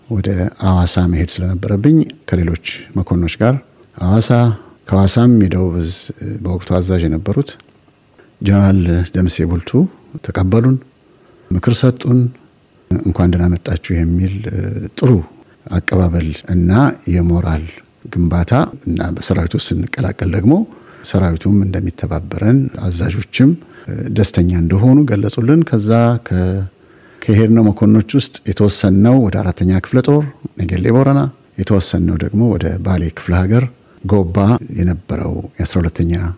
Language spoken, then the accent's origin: Amharic; Addis Ababa, Ethiopia; also born or lived in Gorgora, Gondar, Ethiopia / Azezo, Ethiopia; now in Melbourne, Australia; የሶስት ዓመት ልጅ ሆኜ ነው አዲስ አበባ የደረስኩት